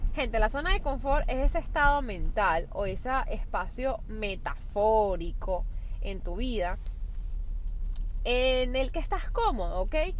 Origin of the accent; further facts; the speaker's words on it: Venezuela; now in New York, United States; soy una venezolana, con todo lo que eso implica actualmente, viviendo en Nueva York